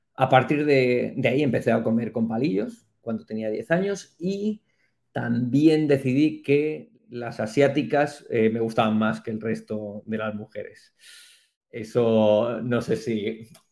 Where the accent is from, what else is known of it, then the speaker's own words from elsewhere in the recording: Madrid, Community of Madrid, Spain; moved away as an adult; now in Taiwan; yo nací en Madrid, me crié aquí